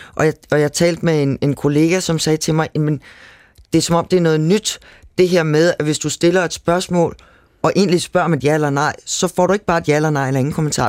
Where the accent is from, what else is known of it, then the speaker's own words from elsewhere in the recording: Copenhagen area, Capital Region of Denmark, Denmark; Jeg stammer fra Københavnsområdet